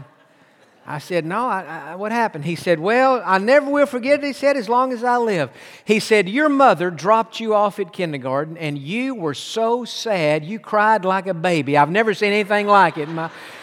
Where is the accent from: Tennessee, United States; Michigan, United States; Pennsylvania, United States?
Tennessee, United States; moved away; also born or lived in Pasadena; He and I grew up together in Tennessee